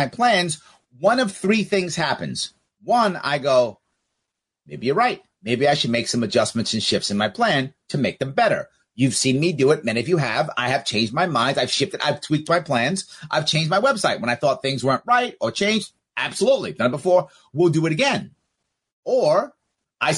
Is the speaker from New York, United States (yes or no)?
yes; New York City, New York, United States; I am a New Yorker, New York City guy